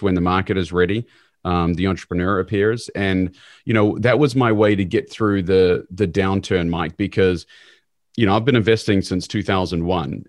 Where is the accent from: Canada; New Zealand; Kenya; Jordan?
New Zealand; moved away as an adult; now in Kansas City, United States; I'm originally from New Zealand, but came over here to go to university